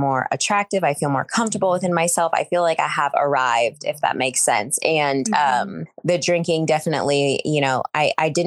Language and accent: English; Tacoma, Washington, United States; also born or lived in Arkansas / Seattle, Washington; now in Whidbey Island, United States; I was born in Arkansas, and then I was only in Arkansas for about 3 months or so. And I grew up here in Washington. So I'm from Tacoma, Washington